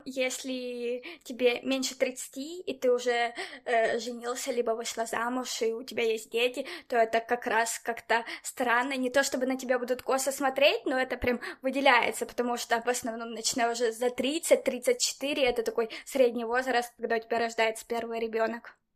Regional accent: Dnipro, Dnipropetrovsk Oblast, Ukraine; also born or lived in Barcelona, Spain; now in Spain; я, например, из Днепра в Украине

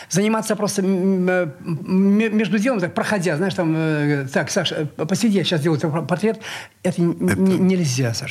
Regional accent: Saint Petersburg, Russia; Я счастлив, что я, что я ленинградец.

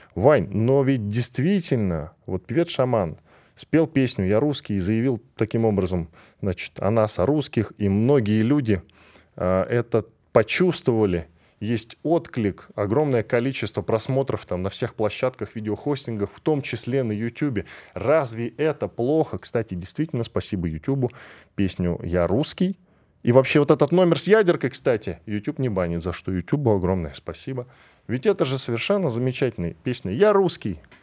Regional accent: Russia; я, как человек, который родился и вырос в этой стране

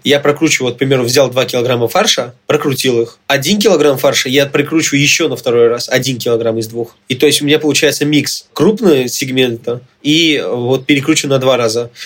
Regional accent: Armenia; я сам армянин

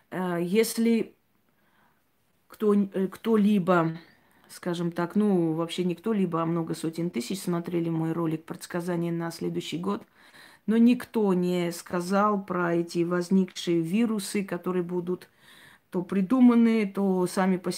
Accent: Armenia; Я армянка, и в Армении у меня очень много друзей, родственников

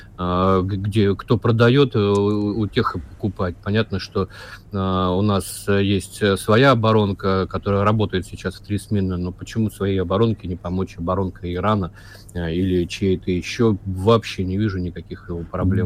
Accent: Vladivostok, Primorsky Krai, Russia; я вырос, кстати, в Владивостоке

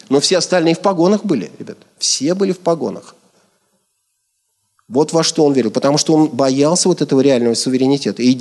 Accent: Kazakhstan; Я сам родился в Казахстане в семье военного.

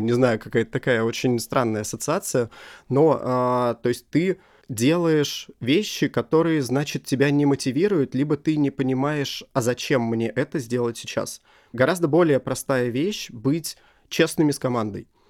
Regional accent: Russia; я из России

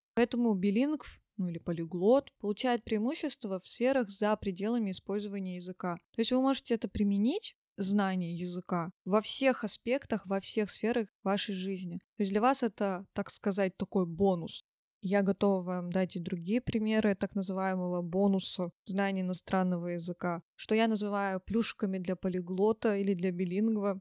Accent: Tyumen, Tyumen Oblast, Russia; я из Тюмени

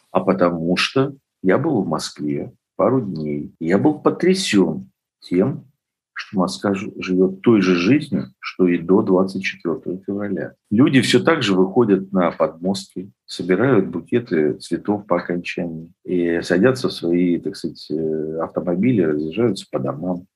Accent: Lviv, Lviv Oblast, Ukraine; я вот родился во Львове

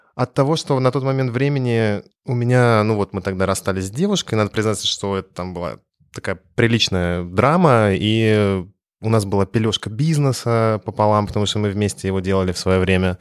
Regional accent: Russia; moved away as an adult; also born or lived in France; я притащил из России свой российский характер

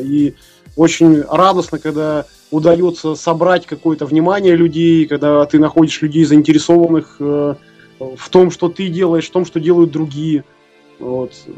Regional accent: Irkutsk, Irkutsk Oblast, Russia; мы из Иркутска

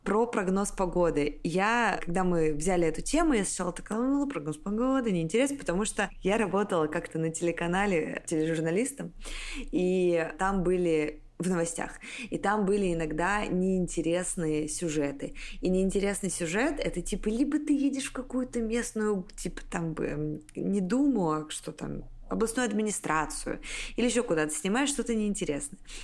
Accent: Siberia, Russia; я из Сибири, в январе очень холодно

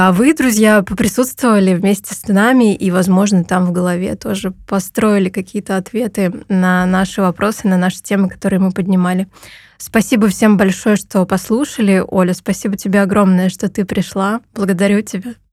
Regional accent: Perm, Perm Krai, Russia; moved away as an adult; now in Tbilisi, Georgia; Я родилась в Перми

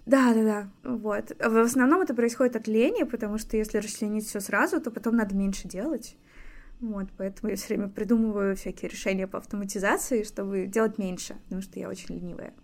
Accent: Anapa, Krasnodar Krai, Russia; also born or lived in Moscow; now in Saint Petersburg, Russia; Я выросла в Анапе

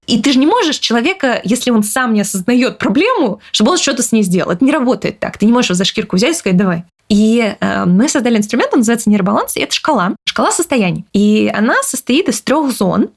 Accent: Kyrgyzstan; Я родилась э, в, под Кыргызстаном э, в Советском Союзе. Мы тяжело жили с родителями

